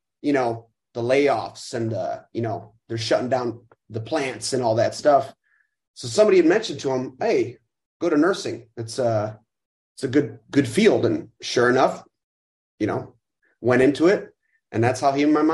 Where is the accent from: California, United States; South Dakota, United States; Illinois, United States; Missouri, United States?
Illinois, United States; Chicago; I'm born and raised. 36 years old, and yeah, growing up right northwest side